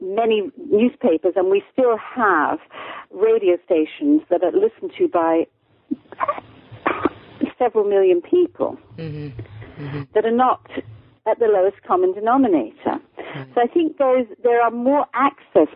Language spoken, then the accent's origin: English; United Kingdom; accent: mid-Atlantic; moved away as an adult; also born or lived in United States; I'm born in Britain. I'm born and raised in Britain.